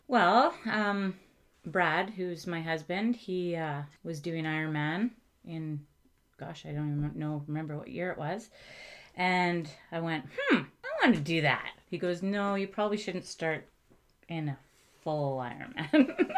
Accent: Coquitlam, British Columbia, Canada; also born or lived in Okanagan; we were in the Okanagan until we moved when I was 2 mm-hmm. and um, Coquitlam is my was my hometown.

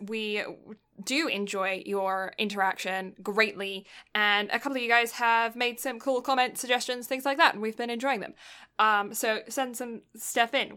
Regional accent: United Kingdom; I'm British

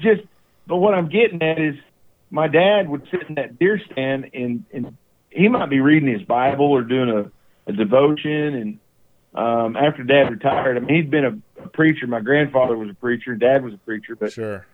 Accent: East Texas, United States; the ranches and the farms that I grew up on in East Texas

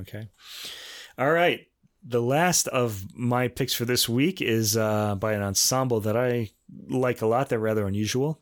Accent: United States; we Americans

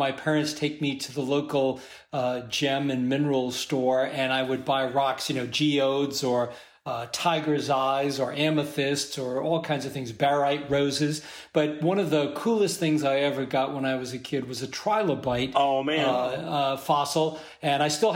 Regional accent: Massachusetts, United States; I grew up in Massachusetts

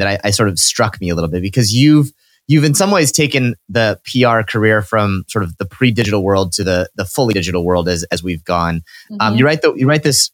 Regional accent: Midwest, United States; now in East Coast, United States; growing up in the Midwest

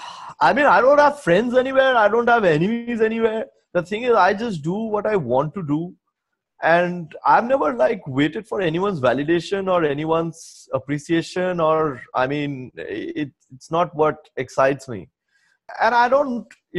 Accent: Kolkata, West Bengal, India; also born or lived in Silchar, Assam, India; when I was growing up in Salt Lake, I grew up with a lot of friends who were deeply into addiction

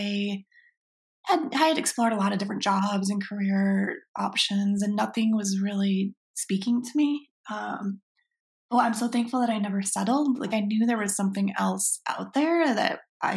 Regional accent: Michigan, United States; now in Portland, United States; I grew up in Michigan, and that's just been, you know, being a Midwestern girl

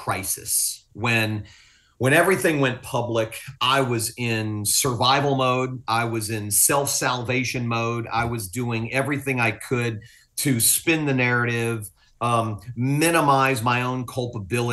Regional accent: Fort Lauderdale, Florida, United States; also born or lived in Willis, Texas; I'm from South Florida. Fort Lauderdale's my home.

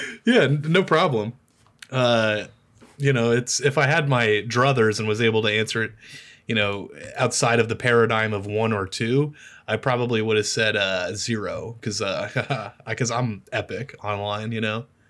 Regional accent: Omaha, Nebraska, United States; moved away as an adult; now in Lincoln, United States; I live in Lincoln now, but I'm from Omaha.

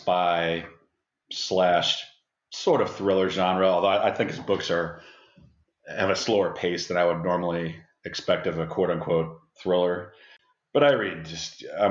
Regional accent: Seattle, Washington, United States; moved away as an adult; now in Louisville, United States; I grew up in the Pacific Northwest and stayed there for college and grad school

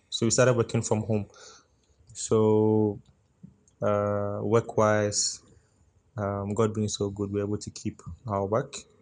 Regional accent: Ghana; I'm in Ghana, Accra, and in fact, I'm Ghanaian.

